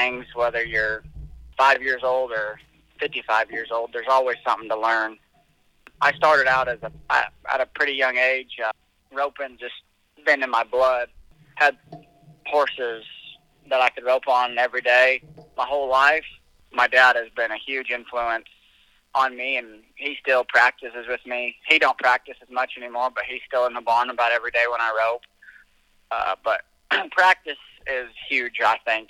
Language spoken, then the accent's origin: English; Albia, Iowa, United States; I'm from Albia, Iowa, about 60 miles from where Cammy used to live.